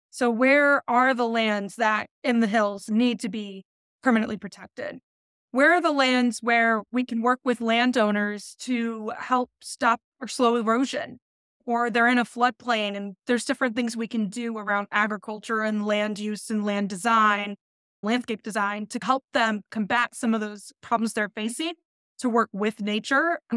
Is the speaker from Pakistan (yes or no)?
no; Midwest, United States; And being a Midwesterner myself, I also know that a lot of Midwesterners leave the area and a lot of people move into the area.